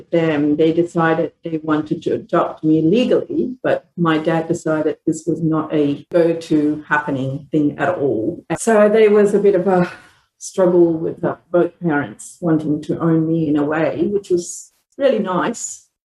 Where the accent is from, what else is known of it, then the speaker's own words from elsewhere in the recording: Malaysia; moved away; I was born in Malaysia. I'm a second generation Indian background. Both my grandparents were immigrant from India, taken by British to live in Australia, in Malaysia.